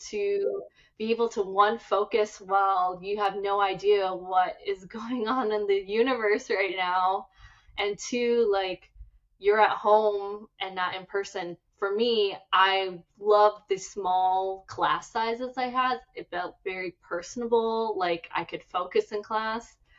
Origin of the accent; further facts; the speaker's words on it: Minnesota, United States; moved away as an adult; now in Los Angeles, United States; born and raised in Minnesota